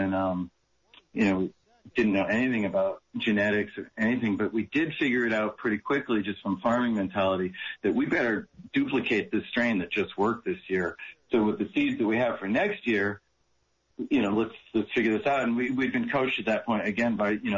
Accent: Massachusetts, United States; moved away as an adult; also born or lived in New Hampshire; now in Maui, United States; I grew up in the Northeast. And so I was in Massachusetts, at the time

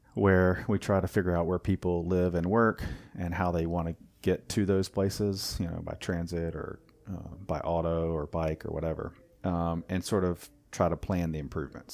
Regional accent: Wilmington, North Carolina, United States; moved away as an adult; also born or lived in Germany / Raleigh, North Carolina; I grew up in Wilmington, um, and then moved to Raleigh, obviously, for school

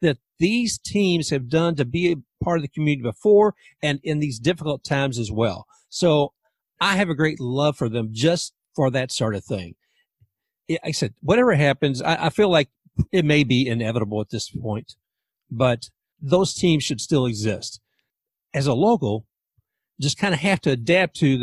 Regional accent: Louisville, Kentucky, United States; now in Tampa, United States

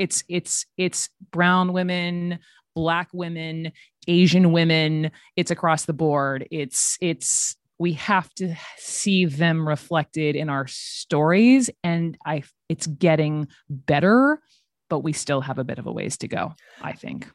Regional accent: the South, United States; I'm from the South

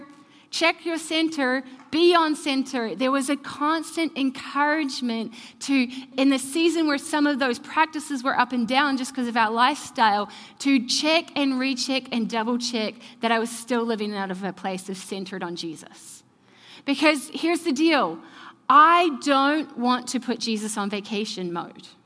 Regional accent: New Zealand; moved away; I'm from New Zealand

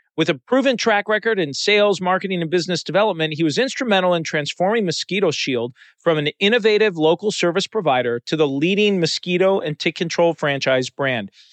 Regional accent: Chicago, Illinois, United States; I grew up in the Chicago area

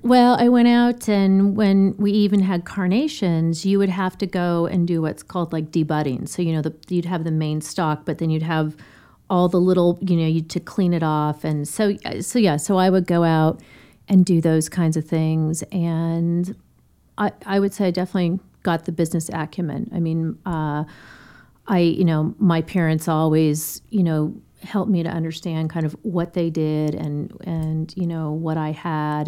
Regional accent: Denver, Colorado, United States; Born and raised in Denver

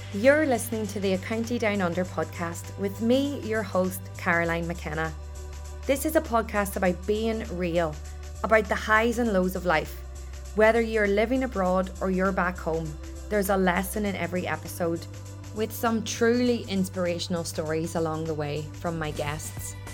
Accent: Ireland; moved away as an adult; now in Australia

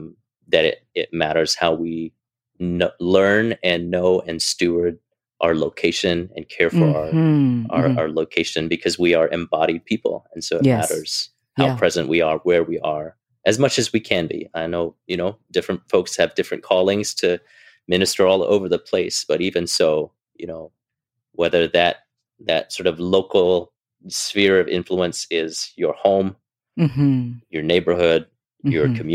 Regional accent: Hong Kong; So I grew up in Hong Kong. My parents would speak Cantonese to me at home, so I would understand it.

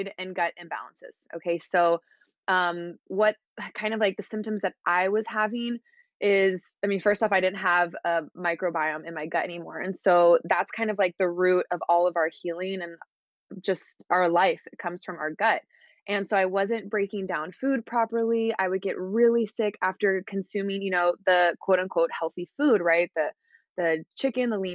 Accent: Houston, Texas, United States; moved away as an adult; now in Laguna Beach, United States; I'm from Houston, Texas, and I currently live in Laguna Beach, California

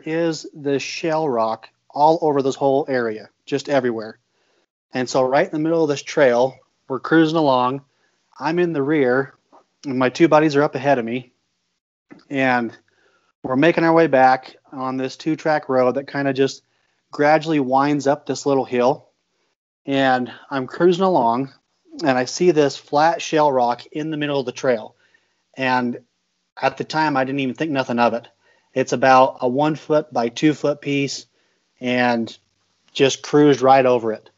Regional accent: Rock Springs, Wyoming, United States; I grew up in Rock Springs, Wyoming

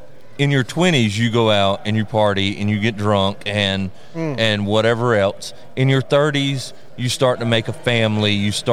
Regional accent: the South, United States; accent: Southern; You know, we're real rural. If you can tell by the accents, we're from the South.

